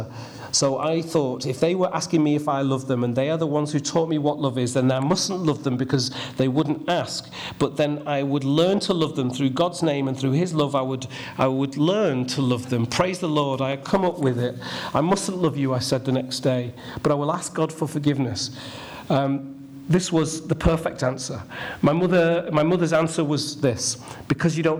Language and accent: English; Ashton-in-Makerfield, North West England, United Kingdom; I grew up in Ashton in Makerfield, the only black in the village, and I loved every minute of it